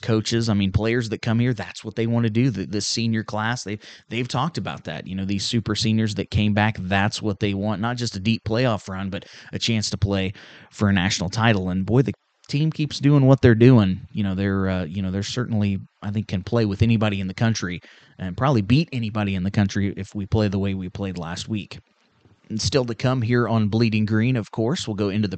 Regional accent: Union Star, Missouri, United States; I'm from Union Star

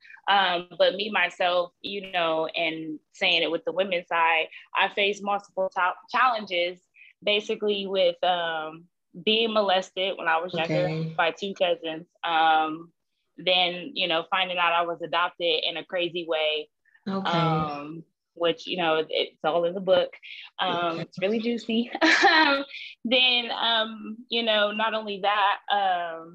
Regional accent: Columbus, Ohio, United States; now in Columbia, United States; I was born in Columbus, Ohio. I'm currently residing in Columbia, South Carolina

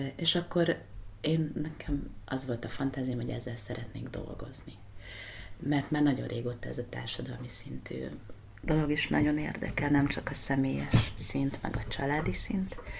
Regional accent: Hungary; also born or lived in United States; Magyarországról jöttem

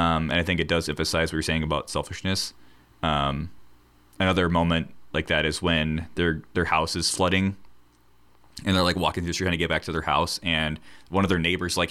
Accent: United States; we're from America

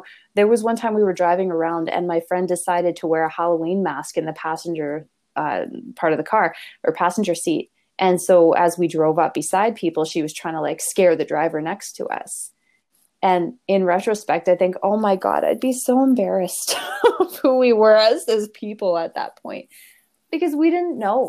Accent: Canada; we're very Canadian at this point

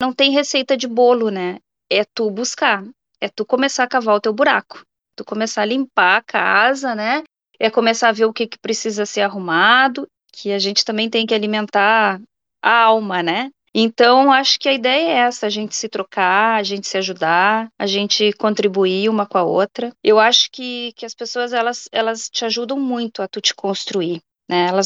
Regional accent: Rio Grande do Sul, Brazil; moved away as an adult; now in Sweden; eu sou gaúcha, eu tô na Suécia há 10 anos, já vai fazer 11

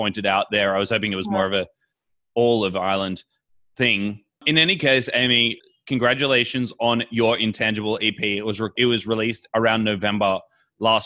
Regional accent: Sydney, New South Wales, Australia; I'm from Sydney

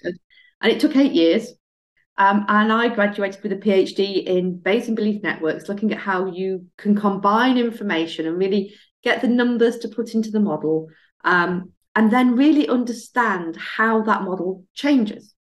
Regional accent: Barnsley, Yorkshire and the Humber, United Kingdom; growing up in Barnsley

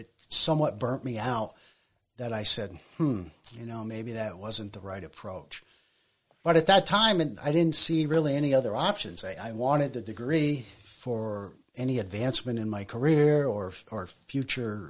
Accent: Colchester, Vermont, United States; born or raised there; also born or lived in Bolton, Vermont

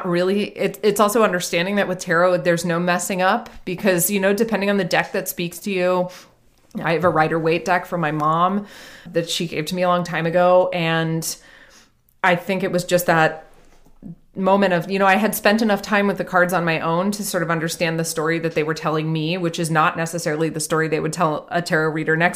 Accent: Atlanta, Georgia, United States; moved away as an adult; also born or lived in Wales; I grew up in Atlanta

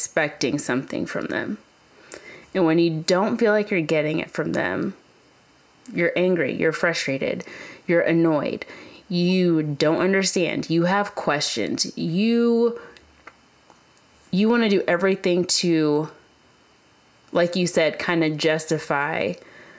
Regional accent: Kentucky, United States; moved away; I grew up in Kentucky

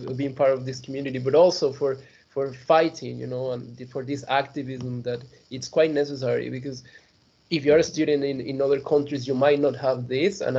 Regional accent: Mexico; moved away as an adult; now in Leeds, United Kingdom; compared to my home country

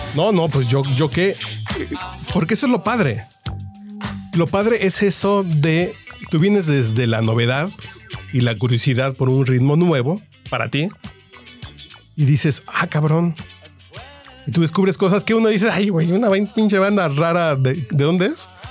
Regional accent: Tacubaya, Mexico City, Mexico; nací en Tacubaya

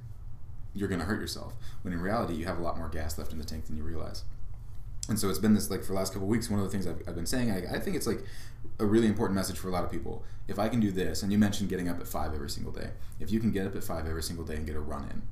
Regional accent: Southern California, United States; also born or lived in Inland Empire; now in Sioux Falls, United States; I'm from Southern California originally

